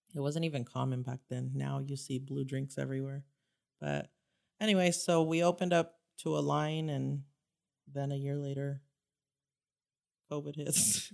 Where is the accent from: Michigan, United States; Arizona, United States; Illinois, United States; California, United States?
California, United States; Santa Ana; I grew up in Santa Ana